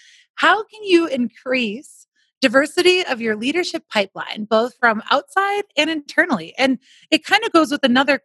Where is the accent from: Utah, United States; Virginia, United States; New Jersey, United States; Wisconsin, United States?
Wisconsin, United States; now in Denver, United States; I'm from Wisconsin